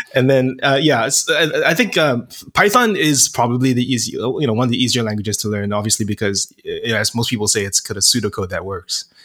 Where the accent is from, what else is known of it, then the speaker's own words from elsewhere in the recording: Singapore; moved away as an adult; also born or lived in United States; I'm originally from Singapore and moved to the States for college